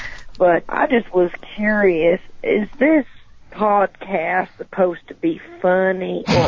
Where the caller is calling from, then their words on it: Georgia, United States; Well, I'm calling from South Georgia, but I don't want to say exactly where because I don't know who all is listening.